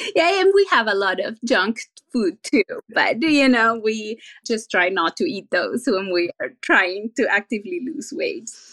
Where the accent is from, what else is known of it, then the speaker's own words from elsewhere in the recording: Venezuela; now in San Jose, United States; I was born and raised in Venezuela, and my country is well known for three things